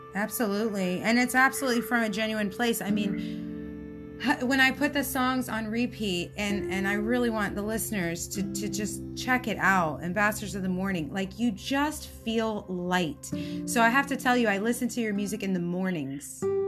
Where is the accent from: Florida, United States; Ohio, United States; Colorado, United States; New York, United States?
Florida, United States; I'm a Florida girl. Um, I was born in Florida and I love South Florida